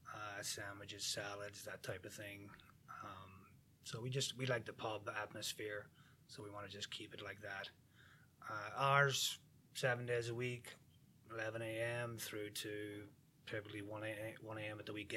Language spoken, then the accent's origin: English; near Belfast, Northern Ireland, United Kingdom; moved away as an adult; now in St. Charles, United States; born and bred in Ireland, 30 years.